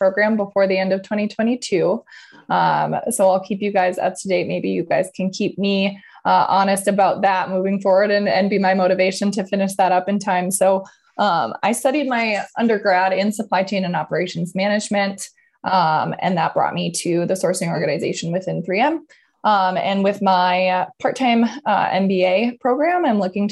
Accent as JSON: {"language": "English", "town": "Stillwater", "region": "Minnesota", "country": "United States", "also_born_or_lived": "Denver, United States", "lives_now": "Minneapolis, United States", "said": "home base for me, you guys, is Minneapolis. I'm from the east side of Minnesota, from the Stillwater area"}